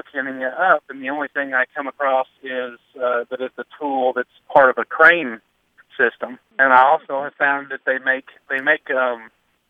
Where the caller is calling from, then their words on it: Glasgow, Kentucky, United States; I'm calling from Glasgow, Kentucky.